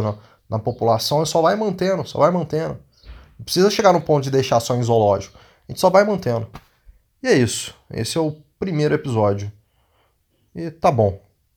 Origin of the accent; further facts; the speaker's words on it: Brazil; nunca saí do Brasil